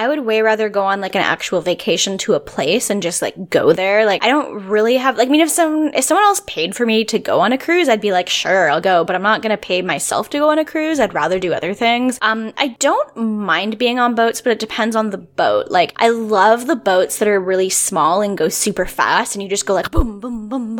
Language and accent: English; Victoria, British Columbia, Canada; I'm from Victoria. So like, if you want to get off the island, you have to take a boat if you're not flying.